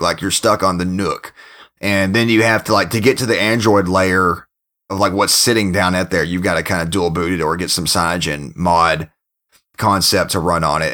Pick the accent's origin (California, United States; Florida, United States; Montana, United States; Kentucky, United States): Kentucky, United States; moved away; my home state of Kentucky